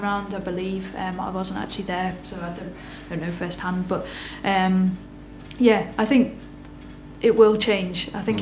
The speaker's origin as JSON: {"language": "English", "town": "Liverpool", "region": "North West England", "country": "United Kingdom", "moved": "yes", "lives_now": "Manchester, United Kingdom", "said": "as a scouser"}